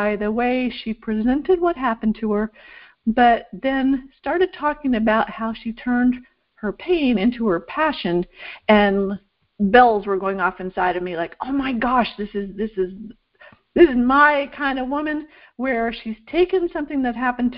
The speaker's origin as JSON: {"language": "English", "region": "Vermont", "country": "United States", "tie": "born or raised there", "moved": "yes", "said": "I grew up in Vermont, in a small town in Vermont"}